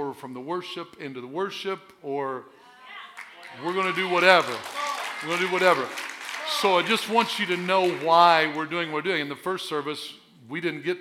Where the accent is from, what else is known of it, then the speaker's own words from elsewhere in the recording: Southern Illinois, United States; I was born and raised in Southern Illinois